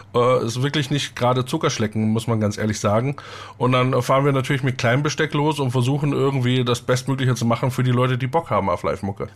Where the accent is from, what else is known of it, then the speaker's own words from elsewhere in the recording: southeastern Upper Bavaria, Germany; Ich komme ja aus dem Südostoberbayern